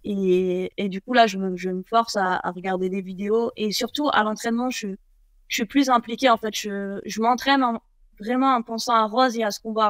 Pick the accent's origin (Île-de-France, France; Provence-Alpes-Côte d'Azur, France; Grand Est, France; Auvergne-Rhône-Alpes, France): Provence-Alpes-Côte d'Azur, France; Nice; chez moi, à Nice